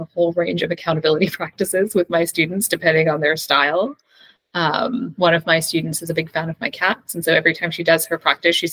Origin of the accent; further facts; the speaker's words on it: Canada; I am Canadian